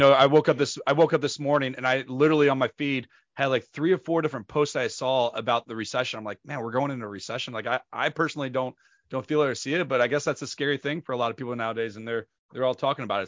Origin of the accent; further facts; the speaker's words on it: St. Louis, Missouri, United States; Saint Louis, Missouri, my hometown where I am from